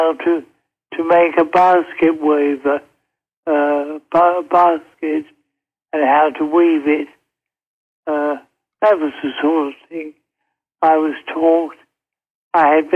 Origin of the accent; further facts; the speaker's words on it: London, United Kingdom; moved away as an adult; now in United States; I was born in London